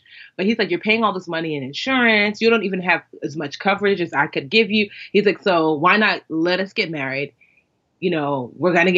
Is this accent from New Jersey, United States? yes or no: yes; Westfield, New Jersey, United States; growing up in Westfield, which is like majority white Jewish